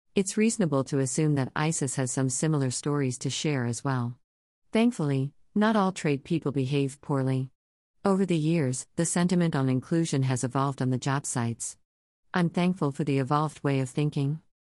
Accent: Coos Bay, Oregon, United States; moved away as an adult; now in New York City, United States; I was born and raised out in Coos Bay slash North Bend, Oregon. Despite being here in New York since I was 19 years old

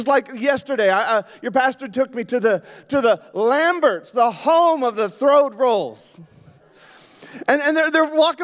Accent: Yukon, Canada; moved away; also born or lived in Alaska; I grew up in the Yukon

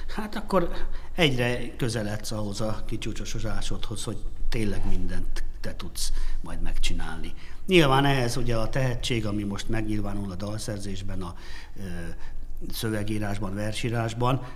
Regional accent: Hungary; magyarok vagyunk

